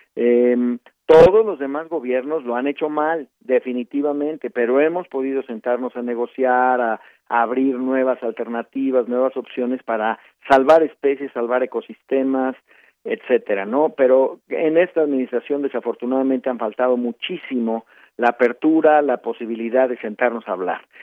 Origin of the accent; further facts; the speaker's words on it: Mexico; los mexicanos